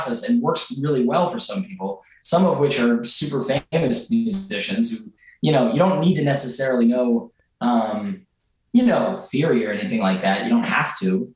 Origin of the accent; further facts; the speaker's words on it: Philadelphia, Pennsylvania, United States; I grew up in Mount Airy, and I've lived there for the last 8 years.